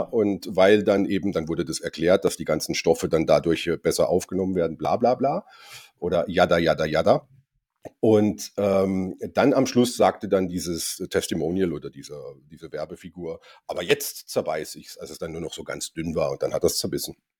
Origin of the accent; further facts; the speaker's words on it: Germany; ich bin Deutscher